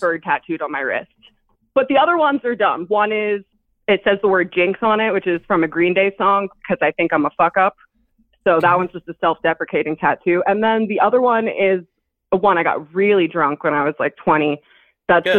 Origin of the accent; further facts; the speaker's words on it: New Jersey, United States; now in Philadelphia, United States; I'm from Jersey, but I live in Philadelphia